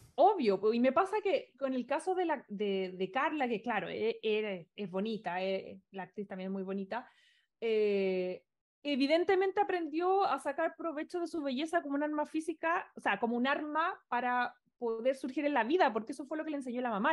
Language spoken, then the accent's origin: Spanish; Chile; now in Los Angeles, United States; por lo menos como chilenos, porque lamentablemente no es nuestra realidad